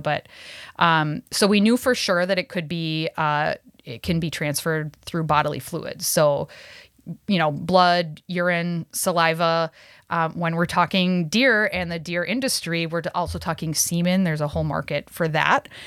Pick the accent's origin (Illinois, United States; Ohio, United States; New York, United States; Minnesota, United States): Minnesota, United States; Cass Lake; growing up, uh, an Ojibwe person on the reservation up north, uh, I'm, I'm from Leech Lake, uh, Cass Lake area